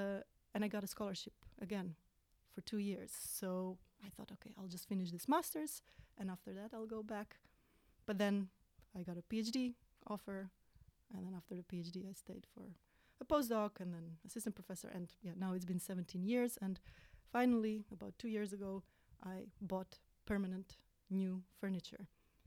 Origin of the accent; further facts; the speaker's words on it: Croatia; English is a second language; moved away as an adult; now in Netherlands; in my home country